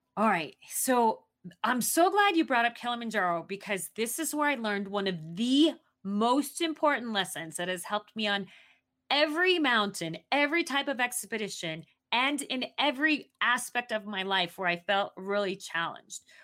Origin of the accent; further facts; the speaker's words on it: Arizona, United States; moved away; also born or lived in Southeast Asia; I grew up in Arizona